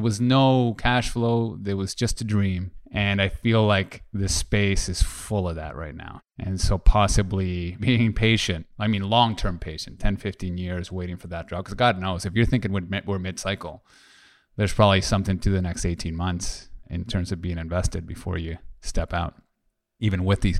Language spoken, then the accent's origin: English; Toronto, Ontario, Canada; We're originally from Toronto.